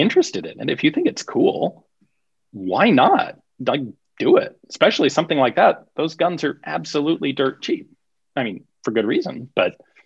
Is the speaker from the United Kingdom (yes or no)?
no; United States; We are blessed as Americans that English is the lingua franca of the modern world today.